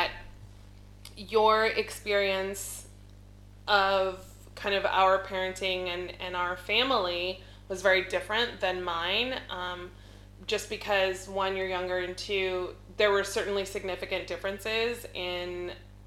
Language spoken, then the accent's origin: English; Albuquerque, New Mexico, United States; I was raised primarily in Albuquerque